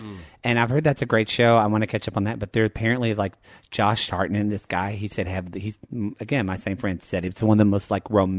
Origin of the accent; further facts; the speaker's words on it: Oklahoma, United States; now in Los Angeles, United States; I'm from Oklahoma.